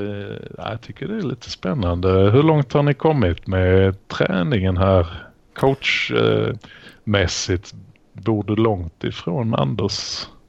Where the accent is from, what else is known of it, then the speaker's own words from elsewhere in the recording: Malmö, Skåne, Sweden; now in Lund, Sweden; min födelsestad Malmö. Jag är tyvärr i exil därifrån.